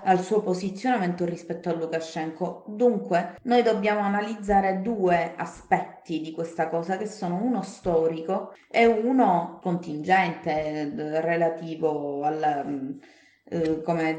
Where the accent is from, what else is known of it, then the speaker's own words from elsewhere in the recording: Palermo, Sicily, Italy; sono di Palermo. E, ehm, mm. Sì, sono di Palermo